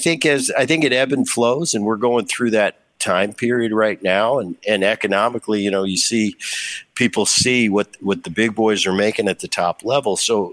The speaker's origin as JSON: {"language": "English", "region": "California", "country": "United States", "tie": "born or raised there", "said": "in Southern Cal, I grew up in Orange County."}